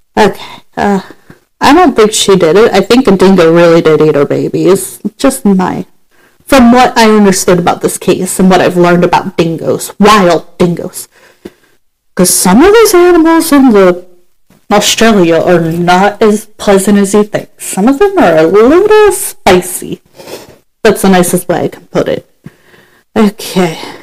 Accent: United States; I'm from America

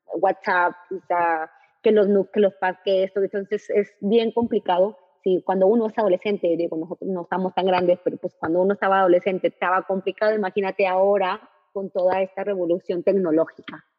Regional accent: northern Mexico, Mexico; como el mexicano, como es el norteño

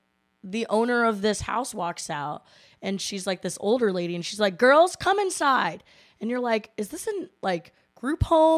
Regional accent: Chicago, Illinois, United States; I'm from Chicago

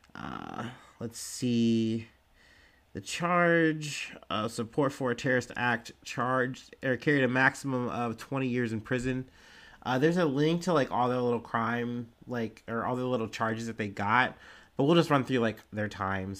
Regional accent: Cincinnati, Ohio, United States; I'm from Cincinnati

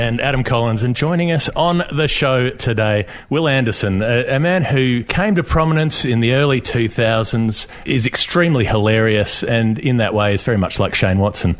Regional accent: Eltham, Victoria, Australia; born or raised there

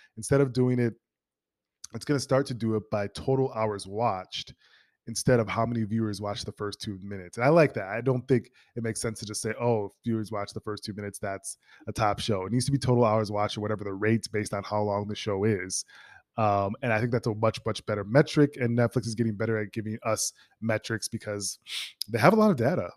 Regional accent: Minnesota, United States; moved away; Minnesota, my hometown

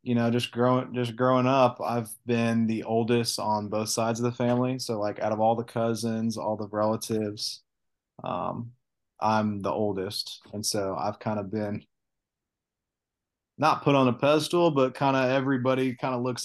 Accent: Olathe, Kansas, United States; I grew up in Kansas City, specifically in Olathe, Kansas. And I've grown up there since I was a baby

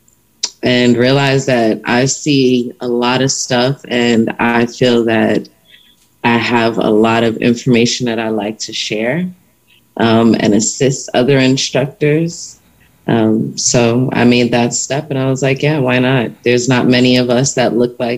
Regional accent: New York City, New York, United States; moved away as an adult; now in Houston, United States; I'm originally from Brooklyn, New York

